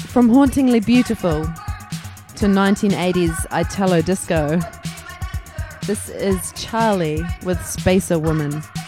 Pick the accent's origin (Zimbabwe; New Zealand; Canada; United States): New Zealand; now in London, United Kingdom; I'm missing New Zealand, I'm missing home, I'm missing my friends and family.